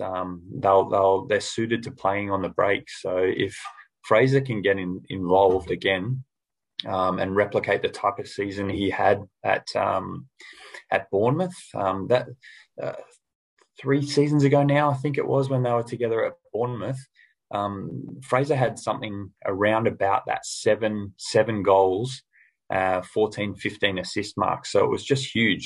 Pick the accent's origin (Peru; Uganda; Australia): Australia; I'm an Aussie.